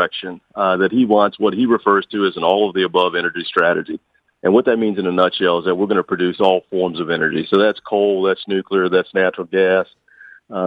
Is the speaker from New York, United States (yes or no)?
no; Louisiana, United States; moved away; I grew up in Louisiana